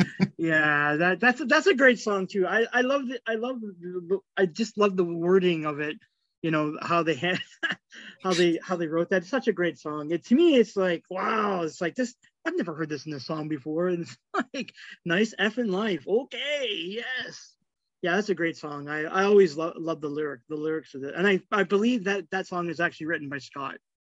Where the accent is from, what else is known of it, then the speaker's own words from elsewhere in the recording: Toronto, Ontario, Canada; growing up in Scarborough, um, Scarborough, like suburbs of Toronto